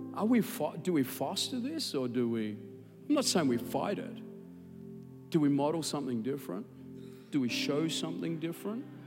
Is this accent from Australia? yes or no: yes; Australia; accent: Australian; my Australian accent